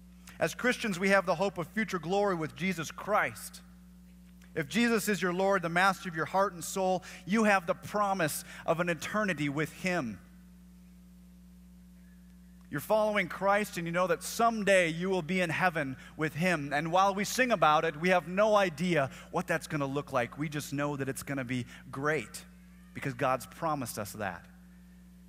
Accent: the Northwest, Pacific Northwest, United States; moved away; I'm from the Northwest

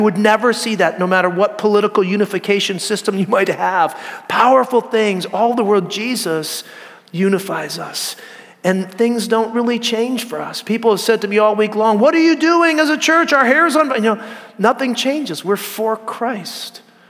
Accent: California, United States; I came from Northern California, and Bigfoot's real.

